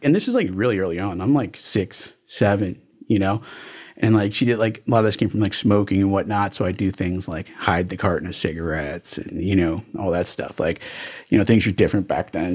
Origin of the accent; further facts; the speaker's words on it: Miami Beach, Florida, United States; also born or lived in New York; now in Broward County, United States; I came down here when I was, like, three or four years old and, uh, grew up in Miami